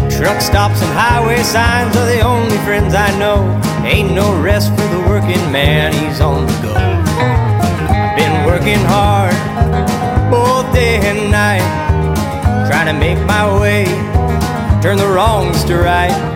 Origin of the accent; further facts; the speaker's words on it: California, United States; now in Texas, United States; I'm an American country music singer uh, from California, and I live currently in Texas.